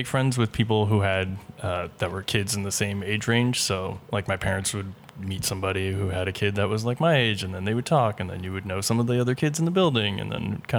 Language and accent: English; New York City, New York, United States; I'm from Midtown Manhattan, right near Grand Central Station in the heart of the action. People do grow up here.